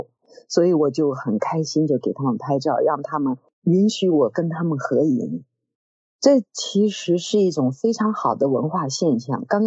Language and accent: Chinese; China; 因为我是中国人嘛，因此我对元代对成吉思汗自然要有很亲热的感情。